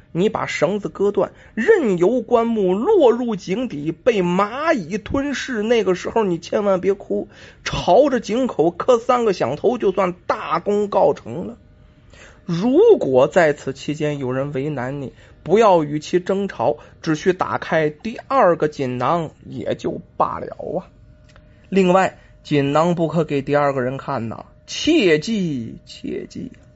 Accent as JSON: {"language": "Chinese", "country": "China", "said": "我们中国人呢经常说"}